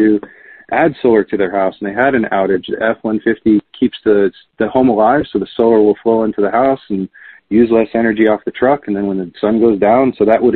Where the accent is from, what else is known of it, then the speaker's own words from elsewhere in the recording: Texas, United States; moved away; I grew up in Texas, and so I have family down there